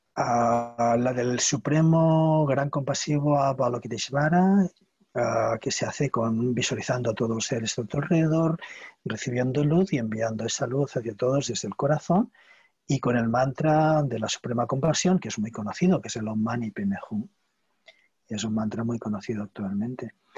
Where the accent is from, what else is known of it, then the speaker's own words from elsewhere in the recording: Barcelona, Catalonia, Spain; Soy de Barcelona, de Cataluña.